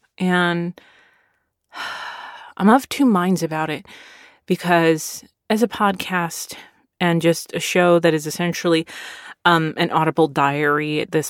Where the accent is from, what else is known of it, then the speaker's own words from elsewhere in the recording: Philadelphia, Pennsylvania, United States; born there; now in Texas, United States; I was born in Philadelphia, and I, as a Navy brat, moved all over the place. But both my parents are from Texas.